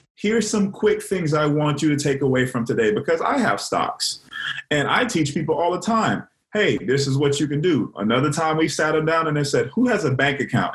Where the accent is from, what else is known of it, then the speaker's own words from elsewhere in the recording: Miami, Florida, United States; moved away as an adult; also born or lived in Clemson, South Carolina; I'm from Miami, Florida